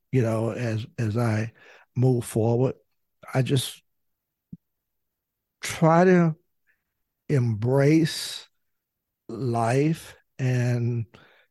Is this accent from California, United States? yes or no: no; North Carolina, United States; I was the youngest African American lawyer at the time practicing in the state of North Carolina.